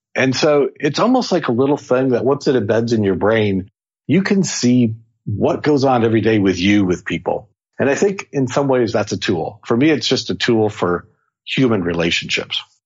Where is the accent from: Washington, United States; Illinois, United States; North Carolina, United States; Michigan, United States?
Washington, United States; Seattle; I'm from Seattle